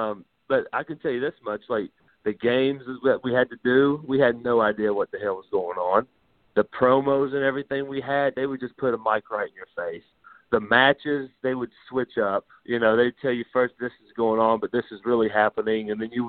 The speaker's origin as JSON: {"language": "English", "region": "Deep South", "country": "United States", "said": "because I came from Deep South."}